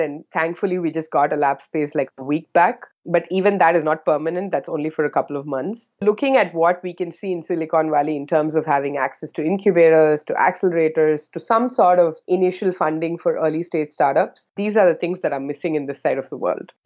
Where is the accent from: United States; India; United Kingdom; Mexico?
India; South India; moved away as an adult; now in Singapore; I'm originally from India, the southern part of India, and that's where I did my high school, undergrad, and postgrad